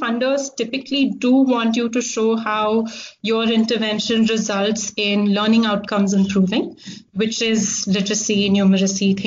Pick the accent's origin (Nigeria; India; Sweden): India; Delhi; moved away as an adult; also born or lived in Hong Kong; So I actually grew up in Delhi. I did my undergrad in Hong Kong and I spent a lot of time in Hong Kong growing up because my dad was there.